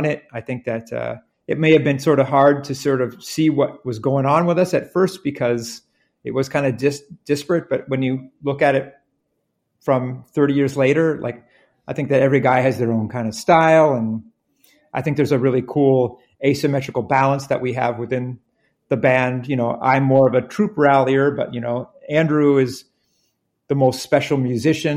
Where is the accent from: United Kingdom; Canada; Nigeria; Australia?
Canada; we're from Canada, and being from Canada